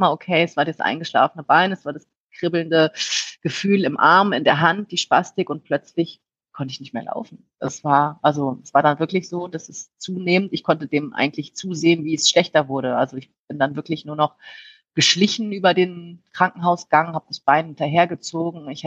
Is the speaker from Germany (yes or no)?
yes; Rhineland, Germany; Ich meine, das, ich bin sehr offen und ich komme aus dem Rheinland